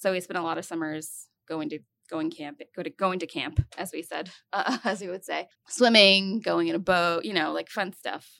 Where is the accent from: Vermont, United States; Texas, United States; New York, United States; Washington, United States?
New York, United States; Glens Falls; So I grew up in upstate New York. So Glens Falls, New York, which is, it's basically an hour north of the capital, which is Albany.